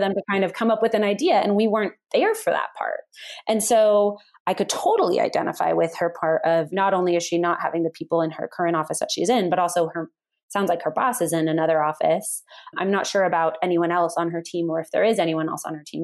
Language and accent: English; Bay Area, California, United States; moved away as an adult; also born or lived in San Francisco; now in Colorado, United States; I grew up in the Bay Area